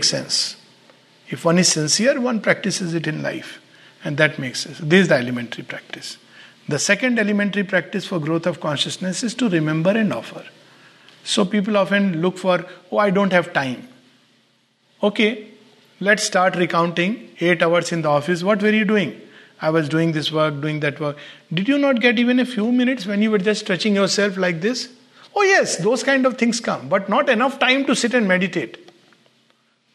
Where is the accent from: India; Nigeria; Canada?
India; growing up in the Indian context